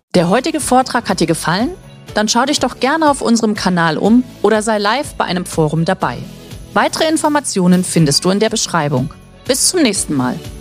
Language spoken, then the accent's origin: German; Germany; für uns als, als Deutsche